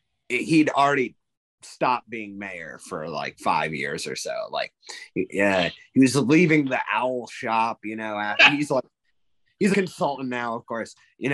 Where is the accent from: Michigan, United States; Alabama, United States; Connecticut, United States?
Connecticut, United States; New Haven; I grew up in New Haven while you were mayor.